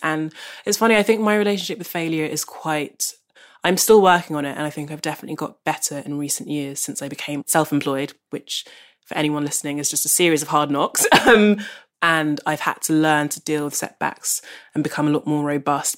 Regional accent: London, United Kingdom; I grew up in South London, which is where I still live

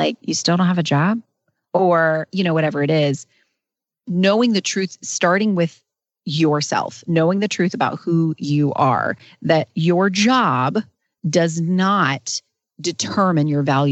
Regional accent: North Carolina, United States; I've lived in North Carolina my entire life.

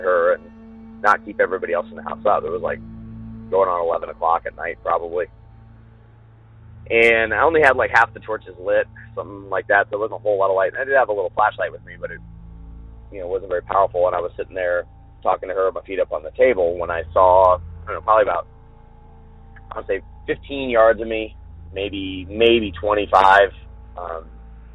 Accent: Southern California, United States; moved away; also born or lived in West Virginia / New Jersey; I'm from Southern Cal originally, so grew up in the mountains.

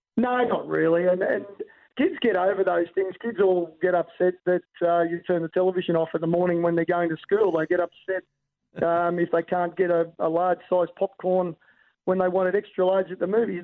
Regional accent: Australia; as an Aussie

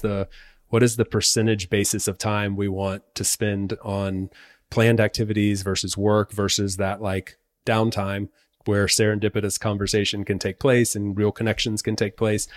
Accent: North Carolina, United States; moved away as an adult; now in Spain; I'm from North Carolina, been living in Spain for the last six years

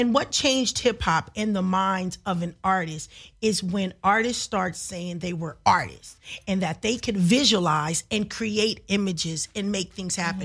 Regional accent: Los Angeles, California, United States; I was from South Central Los Angeles

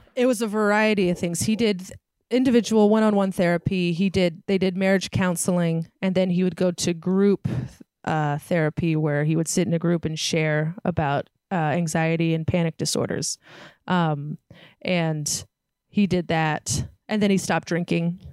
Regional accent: San Francisco Bay Area, California, United States; I grew up in San Francisco Bay Area

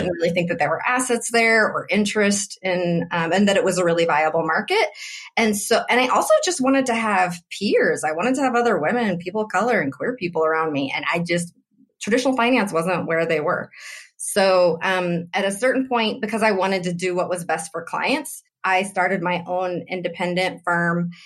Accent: Oroville, California, United States; I grew up in Oroville, also in California, but very different from San Francisco.

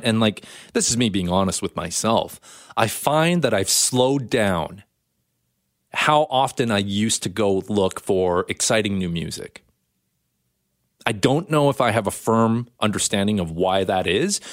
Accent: Canada; Canada, hey, the Queen is still on our money. You know, we come from as a British colony

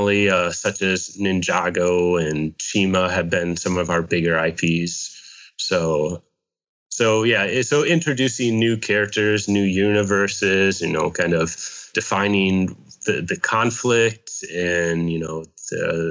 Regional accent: Hawkeye country, Iowa, United States; moved away as an adult; now in Pasadena, United States; I grew up in Hawkeye country

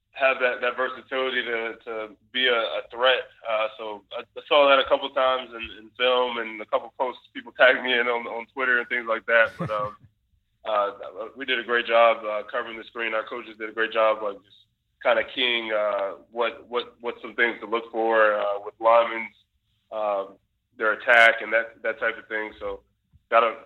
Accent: Lorton, Virginia, United States; moved away as an adult; also born or lived in Nashville, Tennessee; now in Green Bay, United States; had my hometown back in Virginia

